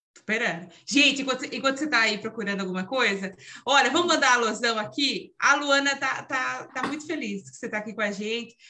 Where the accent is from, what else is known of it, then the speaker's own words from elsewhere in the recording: Araras, São Paulo, Brazil; Eu sou do interiorzão aqui, ó, de Araras.